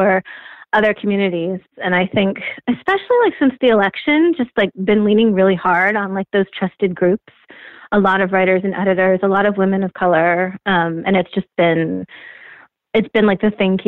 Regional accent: Oregon, United States; moved away; I was back in my home state. I'm not from Portland, but a lot of my friends have moved there and my sister's there

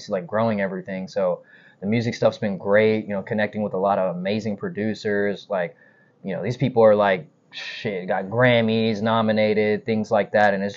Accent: Texas, United States; moved away as an adult; also born or lived in Philadelphia, Pennsylvania; now in Los Angeles, United States; I was raised here

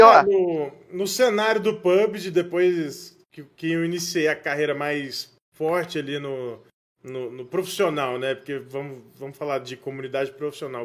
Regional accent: Goiás, Brazil; moved away as an adult; also born or lived in São Paulo; voltei para Goiás, né, minha terra natal

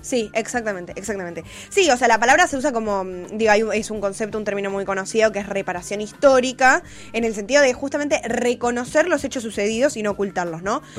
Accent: Argentina; yo soy argentina y no soy ni brasilera, ni chilena, ni boliviana, ni paraguaya, ni española

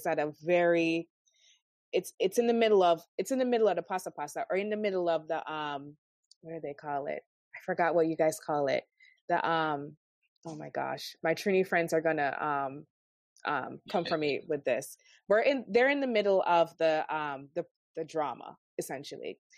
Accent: Jamaica; growing up in Jamaica, living in Jamaica

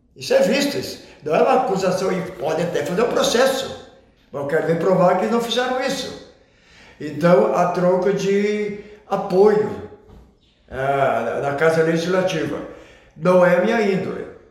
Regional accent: Santa Cruz do Sul, Rio Grande do Sul, Brazil; also born or lived in Germany; Alemanha é onde eu nasci, em 1947, menos de dois anos, menos de um ano estava em Santa Cruz

